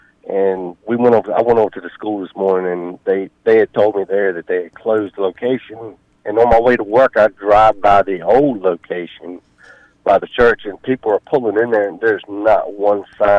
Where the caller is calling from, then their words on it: Huntleston, Virginia, United States; I'm calling from Huntleston, Virginia.